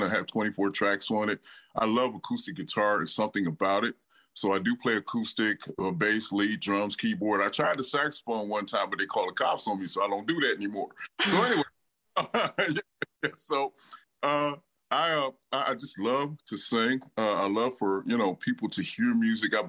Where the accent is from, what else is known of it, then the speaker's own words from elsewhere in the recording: Detroit, Michigan, United States; moved away as an adult; now in Marion, United States; I'm from Detroit, Michigan originally, but I've been here now 6 years, so I'm like half Hoosier